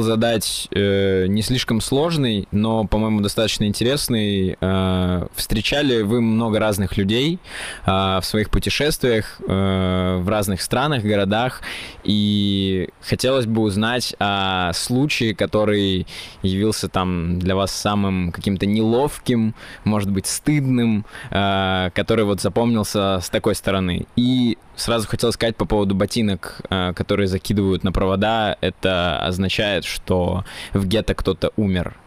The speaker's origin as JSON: {"language": "Russian", "region": "Saint Petersburg", "country": "Russia", "said": "я приехал в Сочи со своей девушкой Полиной, мы из Санкт-Петербурга"}